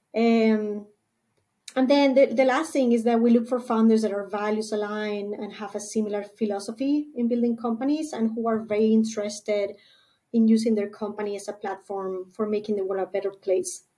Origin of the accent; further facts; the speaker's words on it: Spain; moved away as an adult; now in San Diego, United States; I was born and raised in Spain